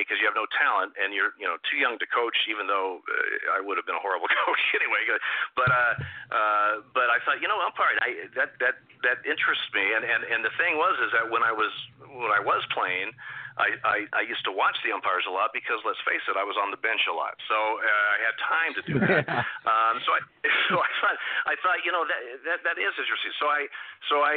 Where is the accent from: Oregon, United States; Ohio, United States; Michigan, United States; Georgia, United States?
Oregon, United States; Eugene; I grew up in Eugene, Oregon